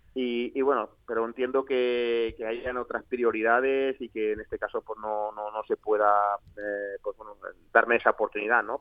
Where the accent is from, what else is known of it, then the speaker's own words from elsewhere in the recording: L'Alcúdia, Valencian Community, Spain; un chico pues bueno nacido en, la Alcudia eh, que bueno principalmente nuestra nuestra vida es vivir del campo y, y, trabajar en el campo como lo había hecho hasta los 17 años